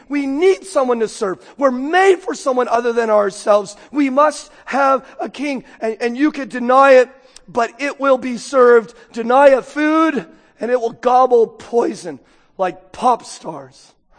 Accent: United States; I'm an American

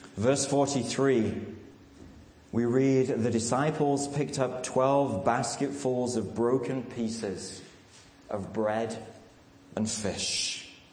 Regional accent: England, United Kingdom; moved away as an adult; also born or lived in Radcliffe, Manchester; now in United States; I'm English

